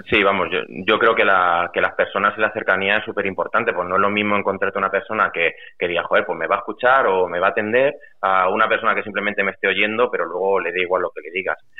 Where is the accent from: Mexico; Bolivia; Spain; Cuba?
Spain; Valdepeñas, Castilla-La Mancha; also born or lived in Lleida; echaba mucho, mucho, mucho de menos mi pueblo y mi gente